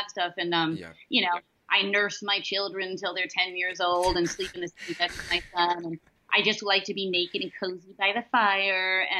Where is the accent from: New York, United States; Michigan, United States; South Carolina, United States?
New York, United States; New York City; growing up in the Chelsea with a crazy mom